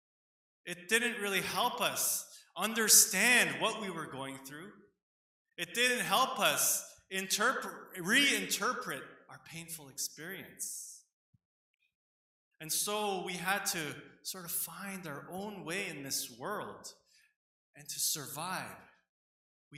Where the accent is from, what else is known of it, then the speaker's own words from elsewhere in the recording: Canada; people like myself, second generation Korean Canadians growing up here